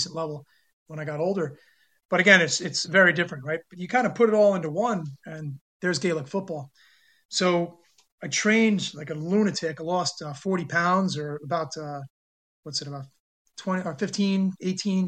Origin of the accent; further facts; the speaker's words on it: New York, United States; moved away as an adult; also born or lived in South Korea; growing up in New York